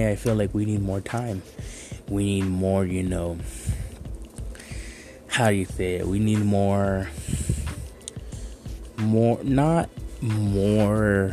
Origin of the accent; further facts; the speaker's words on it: Douglas, Arizona, United States; I am from Douglas, Arizona